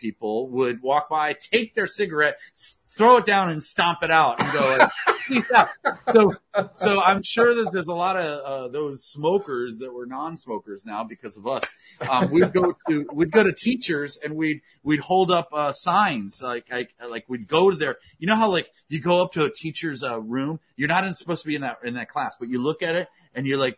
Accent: Potomac, Maryland, United States; I grew up in Washington, D.C. area in Potomac, Maryland

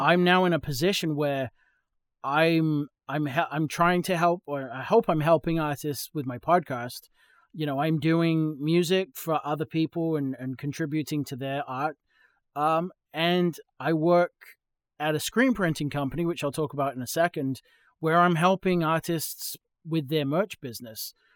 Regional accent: England, United Kingdom; moved away as an adult; now in Texas, United States; I'm from England, um, I moved to, uh, New England

